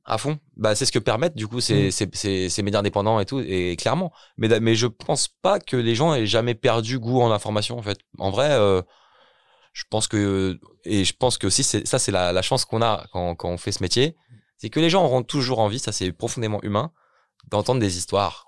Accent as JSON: {"language": "French", "town": "Ermont", "region": "Île-de-France", "country": "France", "tie": "born or raised there", "also_born_or_lived": "Belgium", "moved": "as an adult", "said": "moi-même je viens d'Hermont, donc Hermont c'est une petite ville dans le 95, que j'ai grandi à Hermont"}